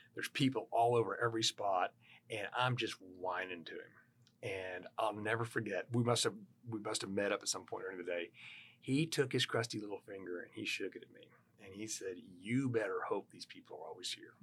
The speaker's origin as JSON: {"language": "English", "town": "Houston", "region": "Texas", "country": "United States", "tie": "born or raised there", "said": "growing up in Houston, Texas"}